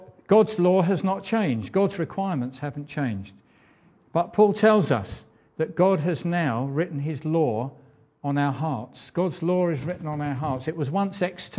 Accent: England, United Kingdom; an Englishman

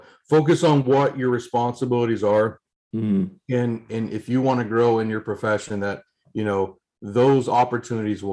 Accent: Kentucky, United States; moved away as an adult; now in Oregon, United States; Growing up in Kentucky. Going to school there, working there, and then all of a sudden here, I knew one person in Oregon.

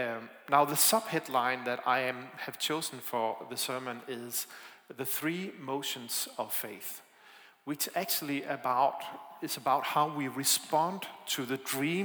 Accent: Denmark; English is a second language; It's not just the sound system, it's also my accent. I am from Denmark, I'm sorry about that.

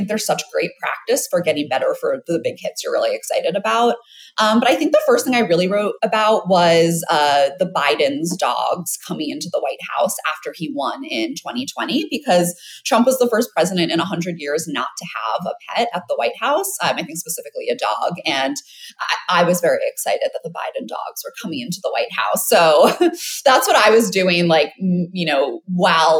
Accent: New York City, New York, United States; I am from New York City

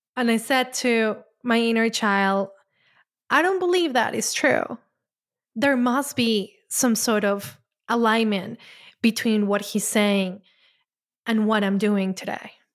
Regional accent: Colombia; moved away; I'm Latin, I grew up in Colombia

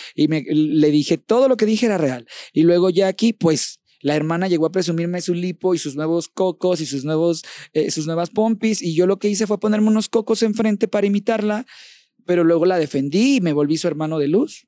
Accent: Champotón, Campeche, Mexico; moved away; mi champotón hermoso, a mi pueblo hermoso

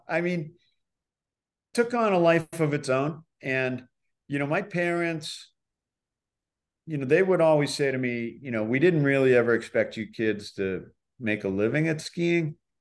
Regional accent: Boston, Massachusetts, United States; moved away; also born or lived in Milton, Massachusetts; I'm from Boston

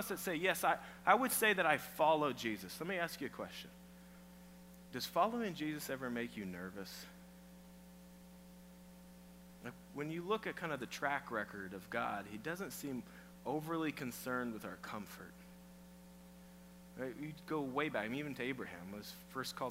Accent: Iowa, United States; moved away; I'm from Iowa

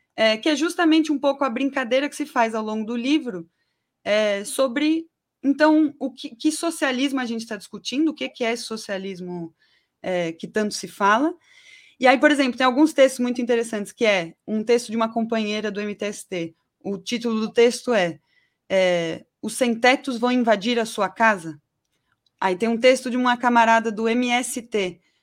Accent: São Paulo, Brazil; also born or lived in Guarulhos; Eu nasci em São Paulo, capital. O primeiro lugar que eu morei foi na Vila Nive, mas até os 12 anos eu morei no Gopouva, em Guarulhos

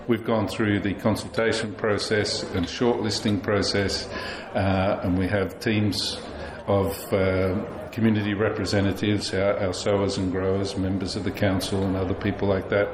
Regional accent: Tasmania, Australia; moved away as an adult; also born or lived in Sydney; now in Somerset, United Kingdom; No, I'm from Australia. I originally grew up in Tasmania and lived most of my life in Sydney.

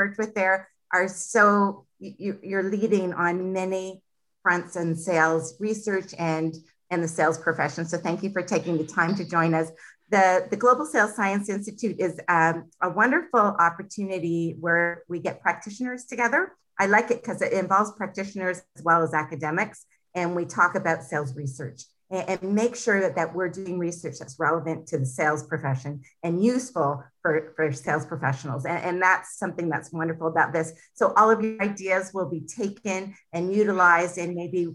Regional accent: Toronto, Ontario, Canada; also born or lived in United Kingdom; I'm from Toronto, Canada

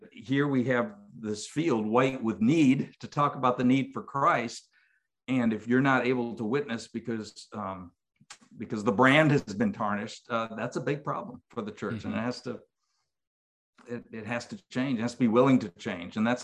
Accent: New York, United States; moved away as an adult; also born or lived in Syracuse, New York / Mobile, Alabama / Mississippi; now in Alabama, United States; In New York, where I grew up

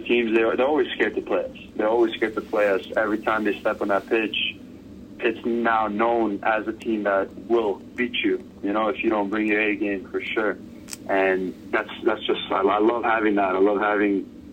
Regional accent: New York City, New York, United States; I'm from New York City.

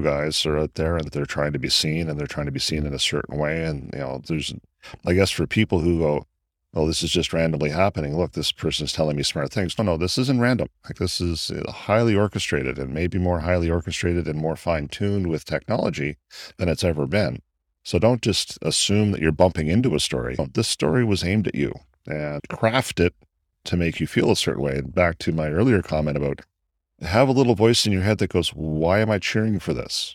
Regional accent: Canada; sitting here as a Canadian

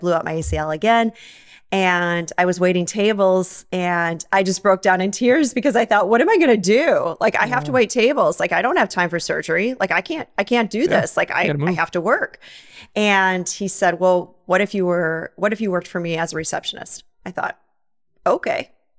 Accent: Wisconsin, United States; Well, as you might guess, I'm from Wisconsin.

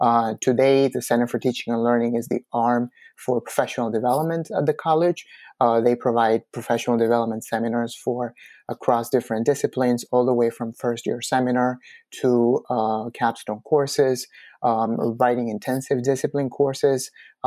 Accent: Peru; now in United States; I arrived at LaGuardia in 2007. I came from Peru and I didn't have any college experience.

